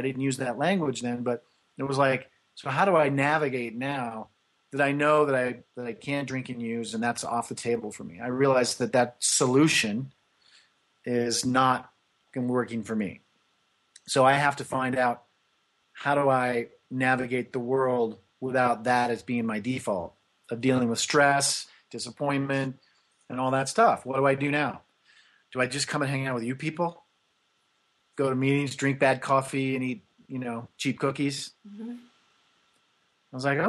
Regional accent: Kansas, United States; So I was born in Kansas in 1965.

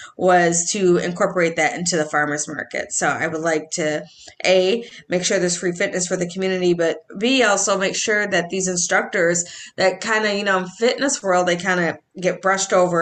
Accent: Edina, Minnesota, United States; now in Golden Valley, United States; I'm from Edina, born and raised

